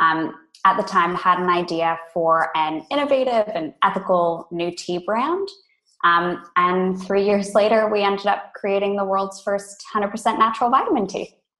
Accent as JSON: {"language": "English", "region": "California", "country": "United States", "tie": "born or raised there", "moved": "as an adult", "lives_now": "Australia", "said": "I grew up in California originally"}